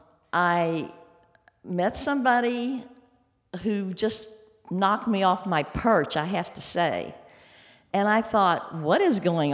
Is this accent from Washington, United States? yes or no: no; Louisville, Kentucky, United States; I grew up in Louisville, Kentucky